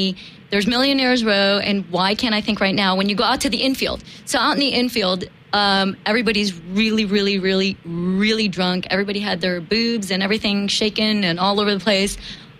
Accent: Chicago, Illinois, United States; we grew up in Chicago

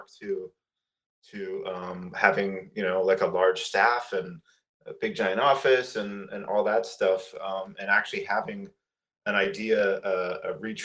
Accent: Toronto, Ontario, Canada; moved away as an adult; now in Los Angeles, United States; growing up in Toronto and the suburbs of Toronto

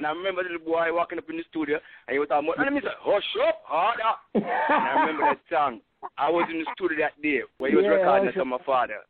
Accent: Jamaica; also born or lived in Los Angeles County, California; now in Los Angeles, United States; from Jamaica.

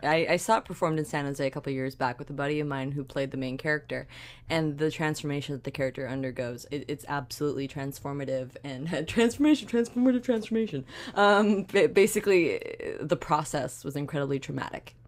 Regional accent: Canada; as a Canadian

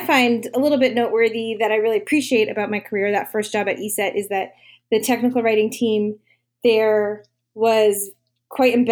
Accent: Maryland, United States; moved away as an adult; also born or lived in Virginia; now in San Diego, United States; I'm from Maryland originally

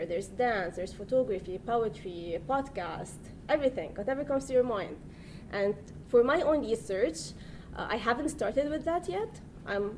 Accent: Lebanon; moved away; I'm from Lebanon

